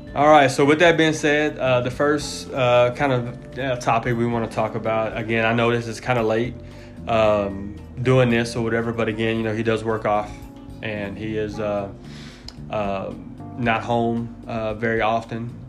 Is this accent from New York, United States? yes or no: no; Chicago, Illinois, United States; growing up in Chicago, was a bear country. My whole family was nothing but bear fans